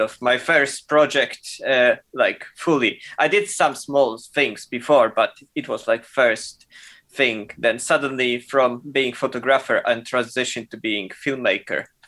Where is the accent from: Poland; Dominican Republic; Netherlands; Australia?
Poland; moved away as an adult; also born or lived in Germany / United Kingdom / New York / Milan; I'm from Poland, uh, uh, and I'm basically moved from Poland when I was 18.